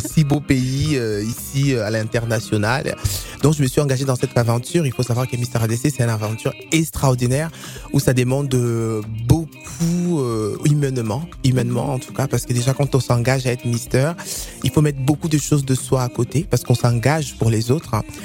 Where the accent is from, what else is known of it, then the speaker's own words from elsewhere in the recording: not far from Paris, Centre-Val de Loire, France; Je viens dans le 28, pas très loin de, Paris.